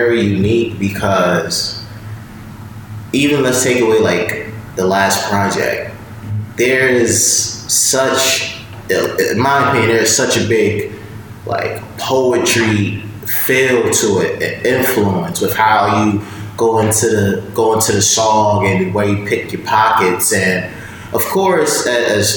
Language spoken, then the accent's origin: English; New York, United States; we're all from New York